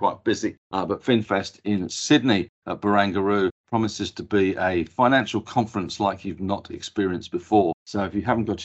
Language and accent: English; England, United Kingdom; being English